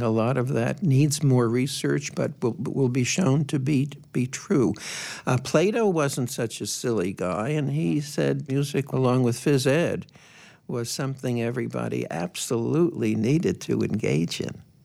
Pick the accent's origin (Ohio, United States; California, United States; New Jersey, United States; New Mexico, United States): New Jersey, United States; Public schools, where I grew up in New Jersey, we had music constantly